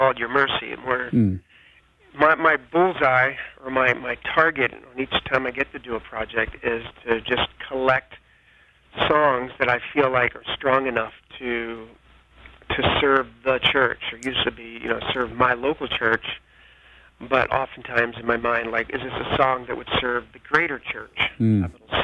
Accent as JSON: {"language": "English", "region": "New Jersey", "country": "United States", "also_born_or_lived": "Lindale, Texas", "moved": "as an adult", "lives_now": "New York City, United States", "said": "We're from the Northeast, Jersey, and right across the bridge from Philadelphia"}